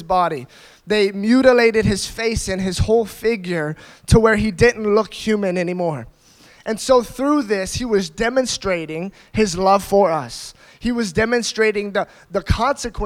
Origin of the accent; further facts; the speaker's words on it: United States; I grew up in America, and I grew up in a Christian family.